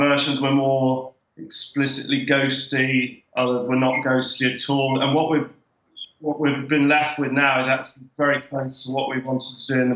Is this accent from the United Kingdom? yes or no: yes; England, United Kingdom; now in Derry, United Kingdom; as an English person in Derry